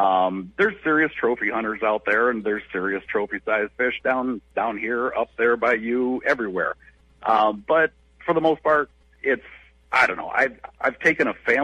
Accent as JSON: {"language": "English", "region": "Florida", "country": "United States", "tie": "born or raised there", "moved": "yes", "lives_now": "Brainerd, United States", "said": "I was born in Florida back in '73"}